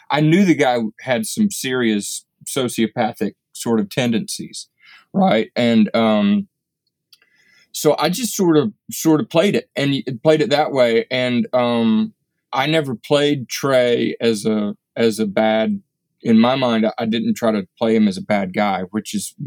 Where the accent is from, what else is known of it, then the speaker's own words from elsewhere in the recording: Appalachia, United States; I grew up in a little Appalachian town, but so in many ways, I'm kind of a Highlander